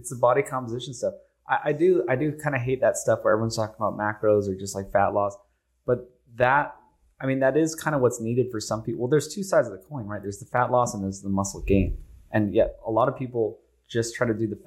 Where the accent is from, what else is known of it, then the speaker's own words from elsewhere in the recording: Hawaii, United States; also born or lived in California; now in Austin, United States; I'm from Hawaii. Though. I'm not from California.